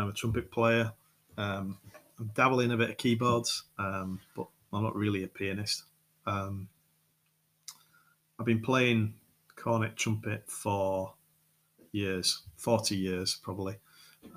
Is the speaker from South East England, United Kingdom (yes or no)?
no; Yorkshire and the Humber, United Kingdom; accent: Yorkshire; moved away as an adult; now in France; I'm English, I'm from Yorkshire, I live in France, been in France just over 6 years